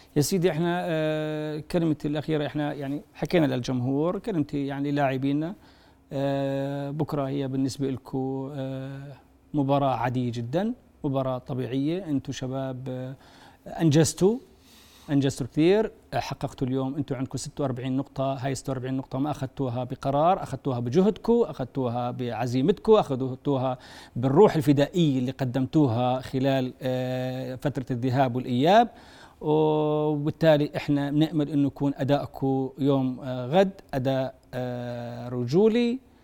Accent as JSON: {"language": "Arabic", "country": "Jordan"}